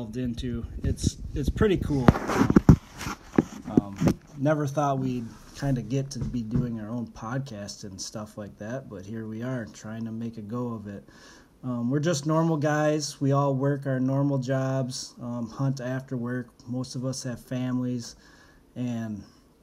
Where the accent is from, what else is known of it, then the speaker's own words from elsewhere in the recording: Michigan, United States; growing up in Michigan especially, we all started off small game hunting